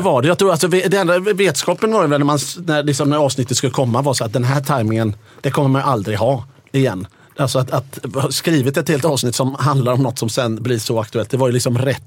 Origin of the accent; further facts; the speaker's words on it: Gothenburg, Västra Götaland, Sweden; Jag som är från Göteborg